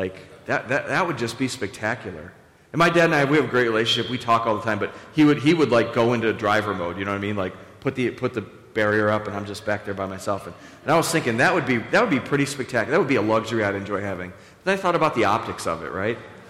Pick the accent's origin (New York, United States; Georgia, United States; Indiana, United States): New York, United States; Buffalo; we're all from Buffalo and we're all very humble people